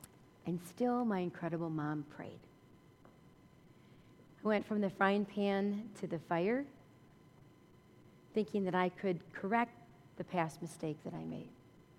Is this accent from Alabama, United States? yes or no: no; Orange, New Jersey, United States; also born or lived in Philadelphia, United States / Madison, United States; I was born and raised in Orange, New Jersey, and then Philadelphia, and then to Madison, Wisconsin.